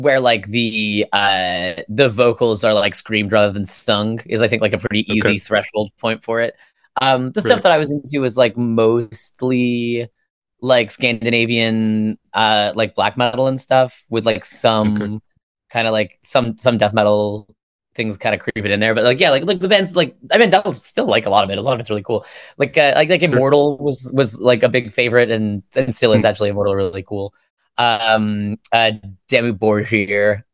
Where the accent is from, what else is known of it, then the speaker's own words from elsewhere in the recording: Virginia, United States; moved away as an adult; also born or lived in United Kingdom; now in Toronto, Canada; so I grew up like mostly in Virginia. And then moved to Toronto from there